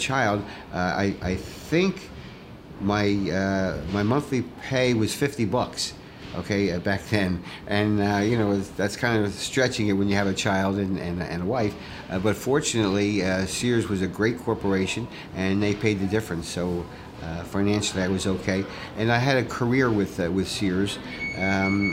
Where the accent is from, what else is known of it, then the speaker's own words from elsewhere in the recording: New York, United States; I was the only one from New York